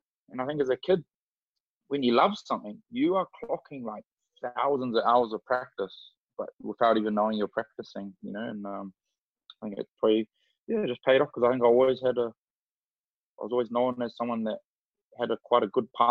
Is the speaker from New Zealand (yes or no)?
yes; New Zealand; moved away; also born or lived in Scotland / Glasgow / London; Grew up in New Zealand